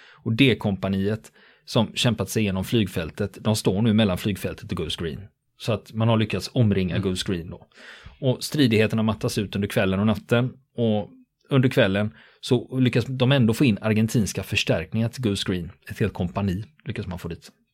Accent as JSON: {"language": "Swedish", "country": "Sweden", "said": "som svensk"}